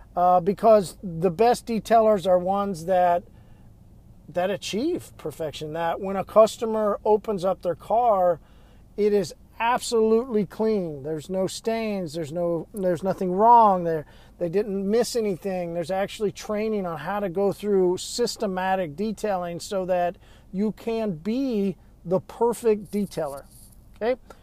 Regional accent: Midwest, United States; now in Tulsa, United States; Growing up in the Midwest, Southern Baptist

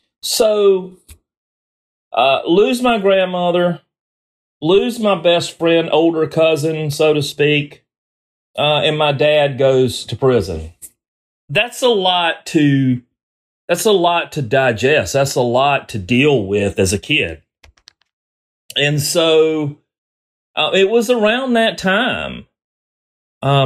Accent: the South, United States; I grew up in the South

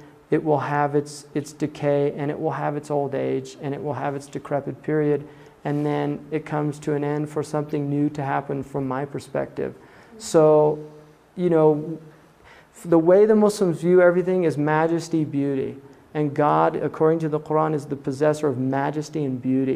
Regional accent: United States; I'm a white American. I went to very elite schools in this country

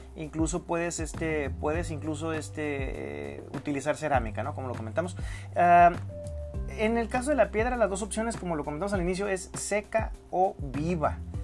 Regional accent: Mexico; yo soy mexicano

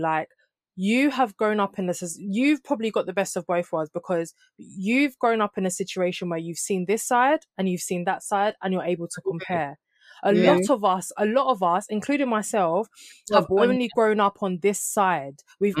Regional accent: Jamaica; even I'm Jamaican, I could meet somebody that's been born in Jamaica and grown up in Jamaica. It doesn't mean we're the same culture.

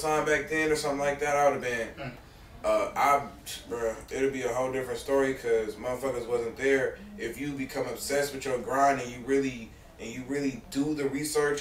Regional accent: Berkeley, California, United States; I'm from Berkeley, California

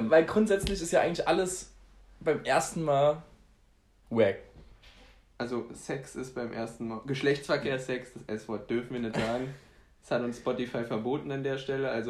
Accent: Poland; ich bin Pole, deswegen darf ich Polacken sagen, völlig, völlig in Ordnung

